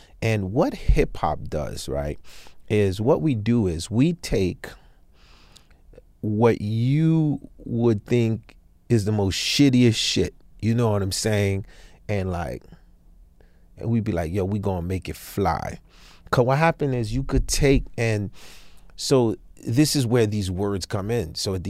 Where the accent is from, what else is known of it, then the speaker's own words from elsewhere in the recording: Haiti; moved away; I'm from Haiti, dog, so it's called football where we come from.